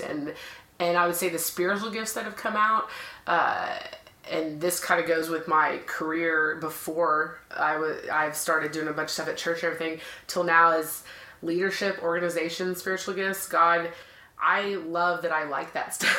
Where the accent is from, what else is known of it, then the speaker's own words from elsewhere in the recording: Dallas, Texas, United States; I am from Dallas, so always been here